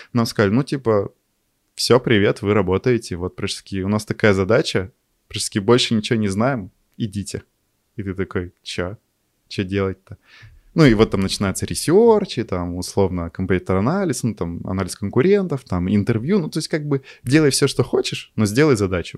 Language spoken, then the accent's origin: Russian; Yekaterinburg, Sverdlovsk Oblast, Russia; also born or lived in Chelyabinsk; из России, не из Москвы, а из Екатеринбурга